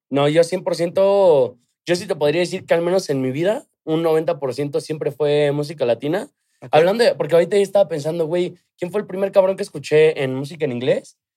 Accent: Mexico; soy mexicano

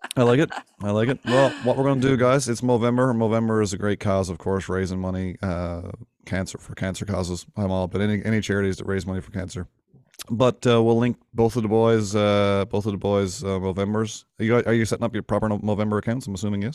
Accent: Winterton, Newfoundland and Labrador, Canada; my hometown of Winterton

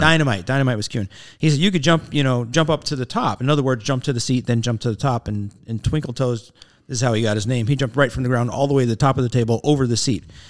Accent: Kingston, Pennsylvania, United States; I grew up in the town over called Kingston

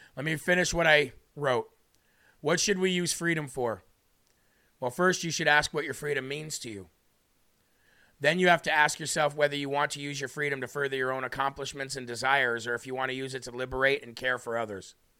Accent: United States

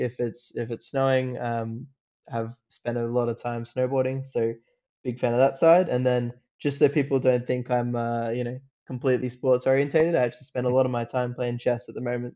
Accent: Australia; accent: Australian; I grew up like in Australia. If you can if you can tell by the accent

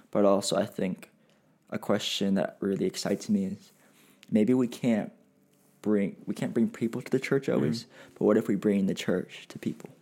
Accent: Pasadena, California, United States; I was born and raised in the Pasadena, California area

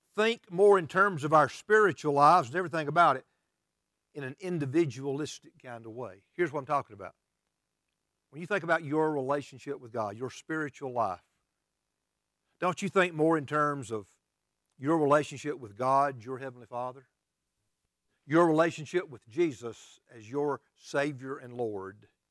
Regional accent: United States; as American Christians

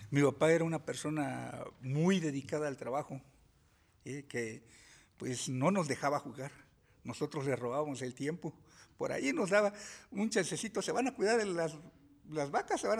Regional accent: Puebla, Mexico; soy nativo en el estado de Puebla.

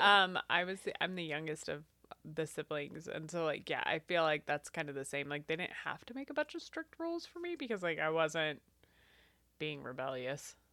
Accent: Eastern Washington, United States; now in Tacoma, United States; I grew up in Eastern Washington in a town of about six thousand people

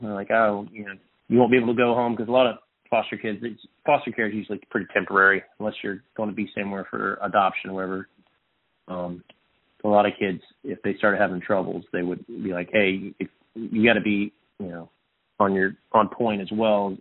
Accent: Texas, United States; also born or lived in Odessa, Texas; born and raised in Texas, uh, born in Odessa, actually, great football uh, part of the world, and um, relocated to uh, Central Texas

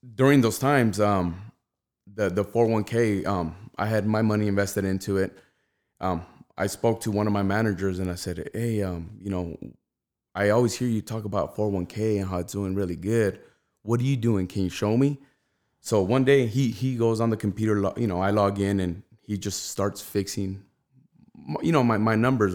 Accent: Rialto, California, United States; I grew up in the south of Rialto

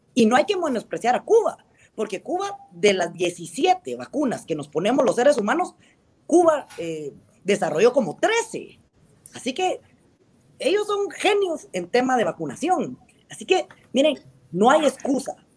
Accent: Guatemala; nosotros como guatemaltecos

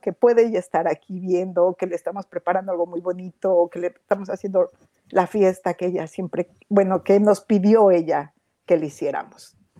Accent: Mexico; moved away as an adult; now in Toronto, Canada; soy de México, pero vivo en Toronto. Hace algunos años nos mudamos para acá.

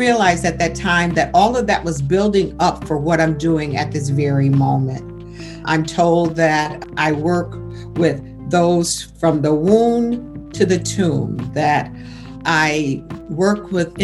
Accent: Buffalo, New York, United States; also born or lived in Georgia; I was raised in Buffalo, New York, educated in Buffalo, New York, but my roots still remained in Georgia until I was about 12 years old

